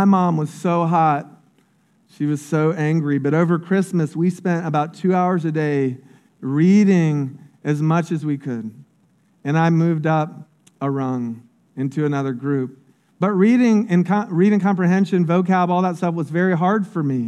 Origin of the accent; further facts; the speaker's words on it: Polk County, Florida, United States; I grew up in Polk County. It's one of the poorest counties in Florida